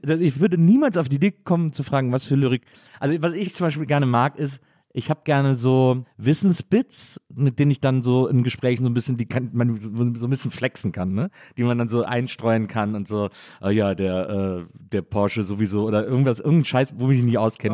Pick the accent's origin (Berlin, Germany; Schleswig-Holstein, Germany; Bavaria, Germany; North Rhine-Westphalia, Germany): North Rhine-Westphalia, Germany; Cologne; als Kölner